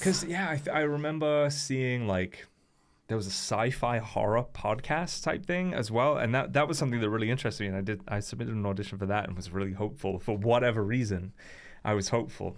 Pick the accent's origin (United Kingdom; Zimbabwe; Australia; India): United Kingdom; now in Wales, United Kingdom; as a British person